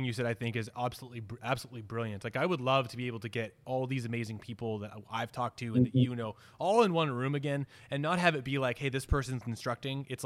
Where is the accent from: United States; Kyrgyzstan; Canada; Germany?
Canada; being Canadian